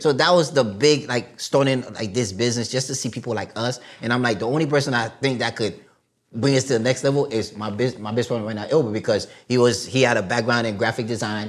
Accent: New York City, New York, United States; first language Haitian Creole; English is a second language; also born or lived in Haiti; I'm from Brooklyn, Flatbush Church Avenue

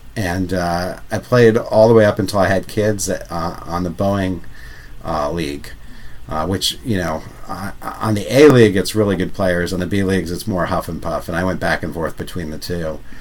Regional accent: Ramsey, New Jersey, United States; moved away; growing up in New Jersey

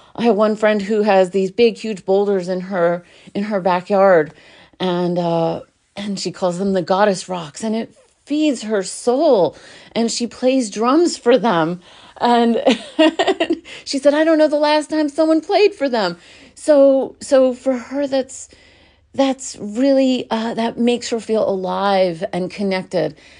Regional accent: New York City, New York, United States; I was born in New York, in Brooklyn

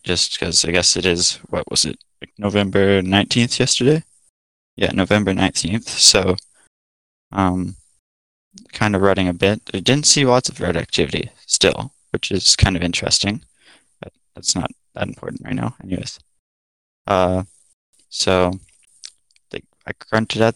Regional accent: Alberta, Canada; I'm originally from Alberta, I guess still currently in Alberta

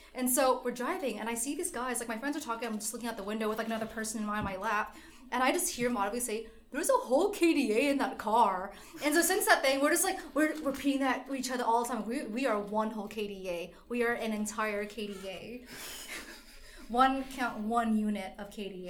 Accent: United States; I'm Vietnamese, but I was born in America

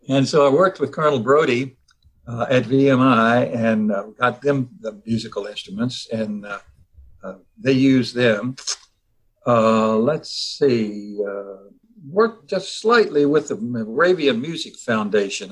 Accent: Virginia, United States; also born or lived in Covington, Virginia / Norfolk, Virginia; I grew up in Virginia, went, went to Virginia's public schools

